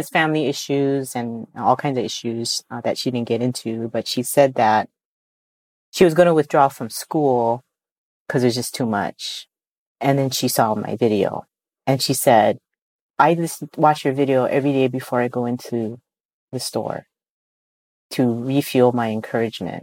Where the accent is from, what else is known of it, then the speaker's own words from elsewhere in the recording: Hawaii, United States; for us in Hawaii